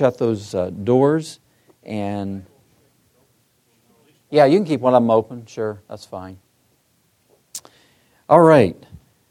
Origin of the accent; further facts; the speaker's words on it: Michigan, United States; I'm from Michigan, too